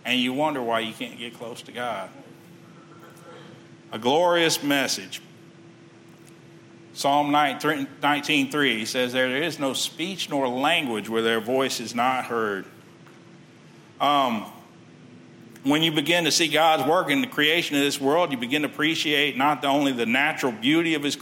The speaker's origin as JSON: {"language": "English", "town": "Texas City", "region": "Texas", "country": "United States", "tie": "born or raised there", "said": "I grew up in Texas City."}